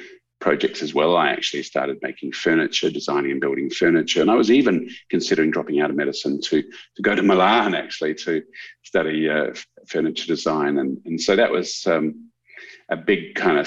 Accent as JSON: {"language": "English", "town": "Canberra", "region": "Australian Capital Territory", "country": "Australia", "tie": "born or raised there", "moved": "as an adult", "lives_now": "Adelaide, Australia", "said": "I grew up in Canberra, and I was born in Adelaide, but Dad got a job with a CSIRO when I was five. So I grew up in Canberra, went to school in Canberra"}